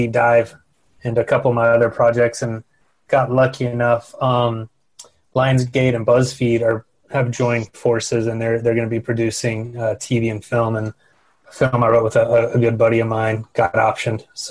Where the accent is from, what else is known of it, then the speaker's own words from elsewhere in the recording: Texas, United States; I was raised in Texas